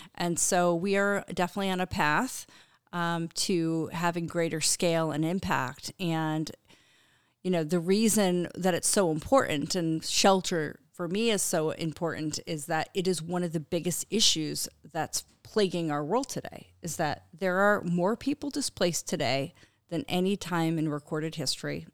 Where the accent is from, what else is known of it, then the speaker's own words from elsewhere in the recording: Connecticut, United States; I grew up in Connecticut on a little Christmas tree farm